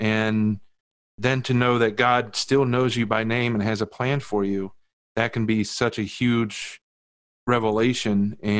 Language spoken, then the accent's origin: English; United States; also born or lived in Virginia / West Virginia; now in Chicago, United States; even though I live in Chicago now, I grew up in Virginia and West Virginia.